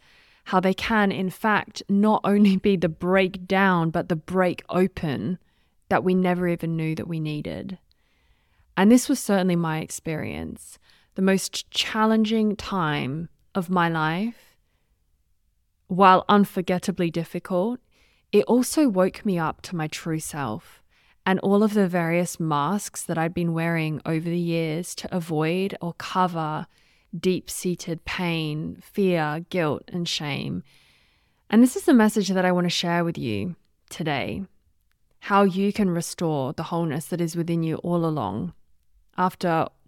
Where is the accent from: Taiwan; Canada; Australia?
Australia; also born or lived in United Kingdom; now in Switzerland; You might be able to tell from the accent, I'm not sure, but I am Australian and British, and I now live in Switzerland.